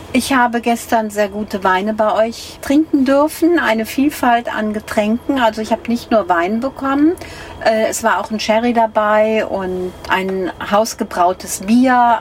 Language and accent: German; North Rhine-Westphalia, Germany; Ich komme ja nun aus Ostwestfalen